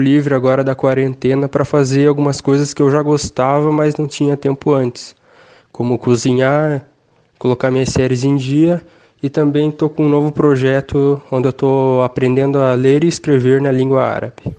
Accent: Nova Laranjeiras, Paraná, Brazil; sou de Nova Laranjeiras

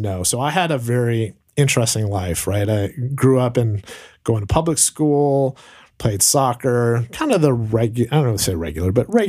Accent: Southern California, United States; moved away as an adult; I grew up about 20 minutes from the beach. But, you know, I grew up in Southern California.

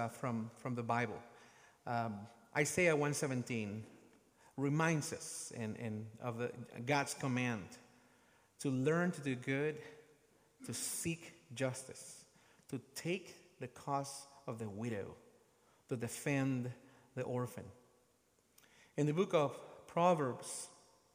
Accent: Guatemala; my home country, Guatemala

